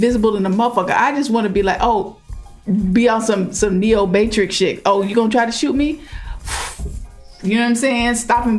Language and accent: English; the South, United States; You know, people make fun of how we talk, particularly if we're like from the South and stuff like that too.